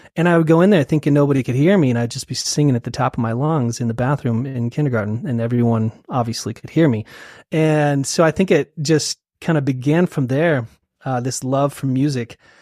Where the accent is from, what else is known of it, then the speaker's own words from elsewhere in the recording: Salt Lake City, Utah, United States; also born or lived in Sacramento, California; I was born in Salt Lake, and then uh, we moved to California and uh, Sacramento when I was uh, two years old. Uh huh. So I lived in Sacramento for a while and um, moved back to Salt Lake um, when I was in middle school and high school